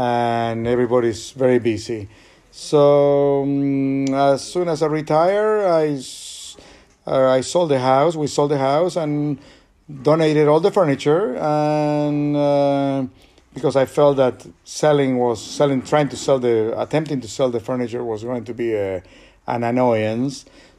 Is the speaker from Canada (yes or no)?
no; Argentina; moved away as an adult; also born or lived in United States; I was born and raised in Argentina, but at 26, I went to the United States with a job, and I have been living in the United States since 1980, so that makes it 43 years